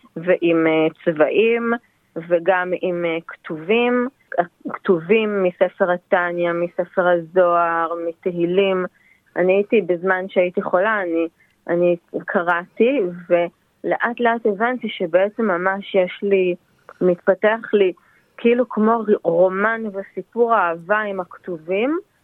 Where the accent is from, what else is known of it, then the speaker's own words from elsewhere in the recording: Israel; moved away as an adult; also born or lived in India; now in Blue Mountains, Australia; אני נולדתי בישראל וגדלתי בישראל